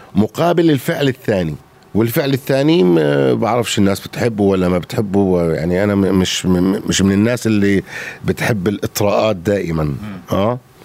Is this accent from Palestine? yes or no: no; Jordan; انا اردني غوراني